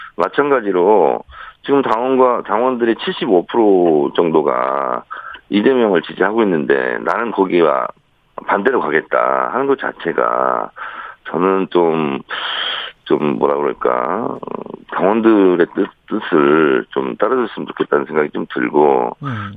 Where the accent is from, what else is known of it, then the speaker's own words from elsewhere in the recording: South Chungcheong, South Korea; moved away; 저는 충남형입니다. 충남 충남 출신이다